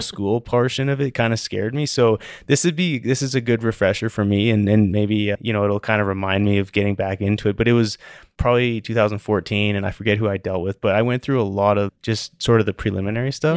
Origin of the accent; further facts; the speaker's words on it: Calgary, Alberta, Canada; also born or lived in Denver; I'm from Calgary